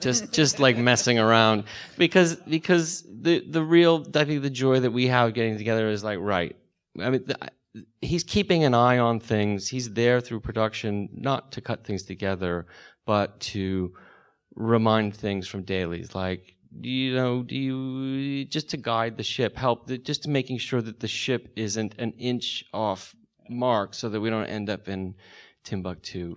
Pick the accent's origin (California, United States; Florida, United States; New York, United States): California, United States; the Valley; I'm from the Valley